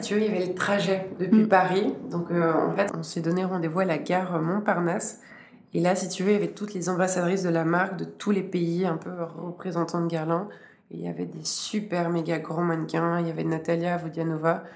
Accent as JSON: {"language": "French", "country": "Switzerland", "said": "en tant que Suisse"}